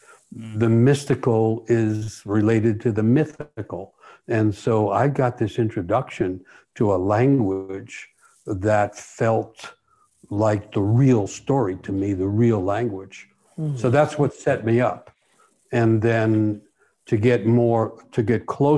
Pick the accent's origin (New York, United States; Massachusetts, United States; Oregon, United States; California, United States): New York, United States; New York City; I'm growing up in New York City